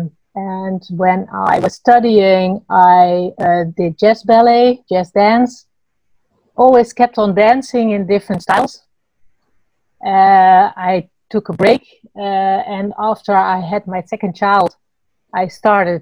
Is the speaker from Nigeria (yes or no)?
no; Netherlands; first language Dutch; English is a second language; we speak Dutch, but from early on, we learn English